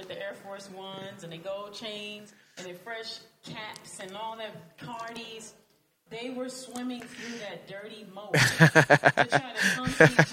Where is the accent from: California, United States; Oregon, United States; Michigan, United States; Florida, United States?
Michigan, United States; Detroit; moved away; also born or lived in New York; I'm from Detroit